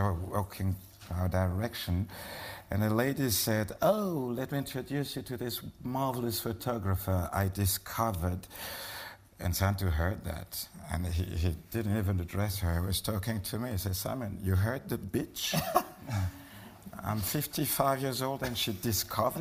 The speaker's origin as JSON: {"language": "English", "country": "Cameroon", "said": "I'm a Bassa from Cameroon"}